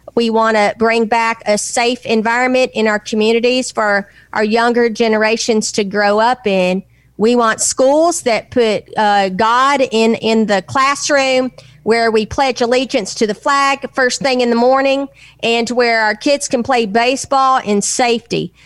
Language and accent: English; Nashville, Tennessee, United States; I'm from Tennessee. I was born in Nashville